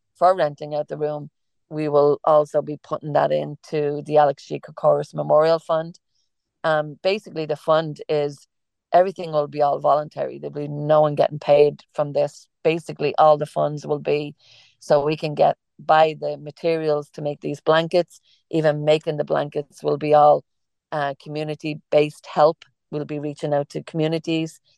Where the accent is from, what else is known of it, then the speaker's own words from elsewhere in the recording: Ireland; accent: Irish; moved away; I'm Irish, and we have an Irish cafe